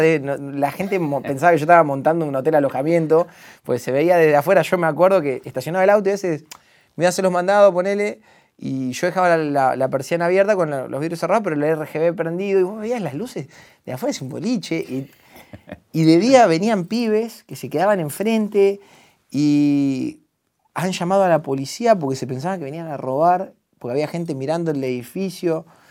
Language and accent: Spanish; La Plata, Buenos Aires Province, Argentina; vivir en donde yo nací